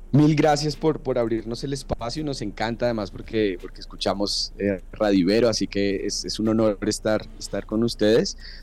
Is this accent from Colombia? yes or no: yes; Colombia; moved away as an adult; now in Mexico City, Mexico; yo soy colombiano